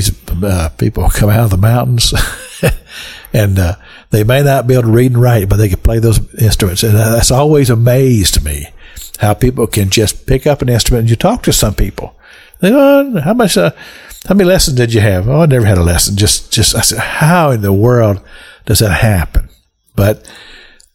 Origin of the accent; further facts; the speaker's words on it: Kentucky, United States; moved away as an adult; also born or lived in Cincinnati; I grew up in Kentucky